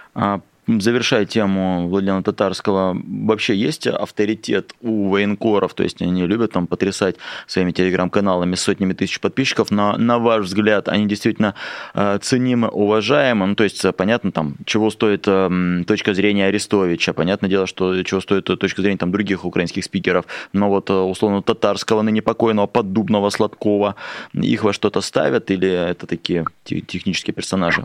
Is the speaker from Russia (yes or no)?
yes; Russian Far East, Russia; как дальневосточник спрошу